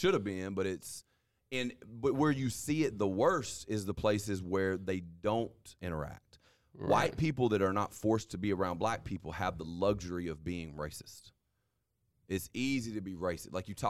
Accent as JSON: {"language": "English", "region": "Mississippi", "country": "United States", "said": "Bro, we're from North Mississippi, dog."}